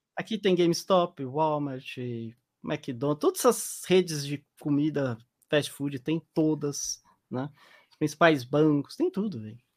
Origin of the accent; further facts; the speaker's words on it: Brazil; moved away as an adult; now in Utah, United States; eu nasci no Brasil